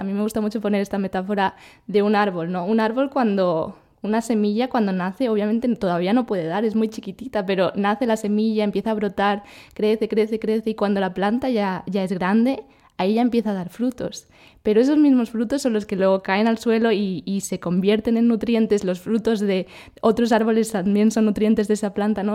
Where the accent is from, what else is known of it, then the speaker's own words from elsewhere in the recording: Spain; moved away; yo soy de España y he estado en México unos meses, ahora estoy en Colombia